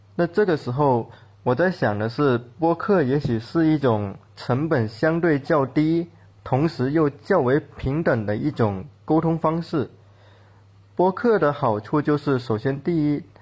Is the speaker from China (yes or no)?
yes; Guangdong, China; accent: Guangdong accent; moved away as an adult; 大家听我的口音应该也能听出来，我其实是一个广东人，我对自己的口音还蛮不自信的